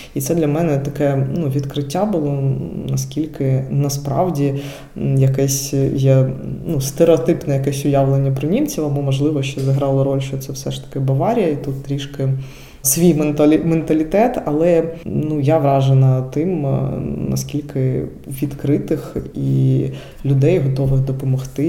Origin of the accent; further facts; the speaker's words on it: Dnipro, Dnipropetrovsk Oblast, Ukraine; moved away as an adult; now in Germany; я з Дніпра, і цей регіон він був більш російськомовним.